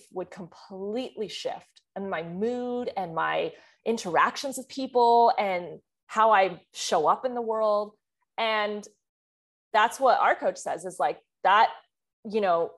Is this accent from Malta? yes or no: no; France; moved away; I'm from France